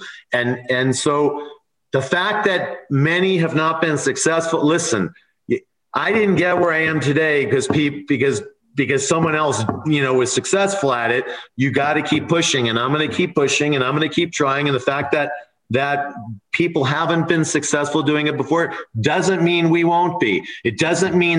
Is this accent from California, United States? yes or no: yes; California, United States; moved away as an adult; now in Nevada, United States; I grew up in California. I moved here 4 years ago.